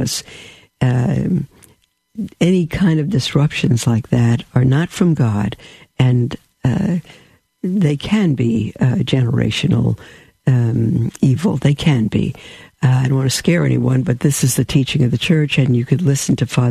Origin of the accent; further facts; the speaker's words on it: New York City, New York, United States; I'm from a New York. I'm a New Yorker. I'm a Brooklyn bum